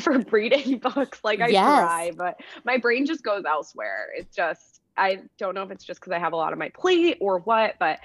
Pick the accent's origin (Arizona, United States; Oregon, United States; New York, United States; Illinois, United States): New York, United States; Syracuse; I'm from Syracuse, New York, and I went to school and I played Division I lacrosse at Wagner College